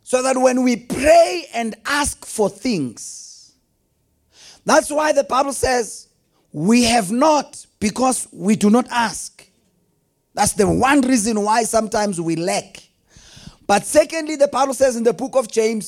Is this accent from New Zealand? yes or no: no; Delmas, Mpumalanga, South Africa; I grew up in Delmas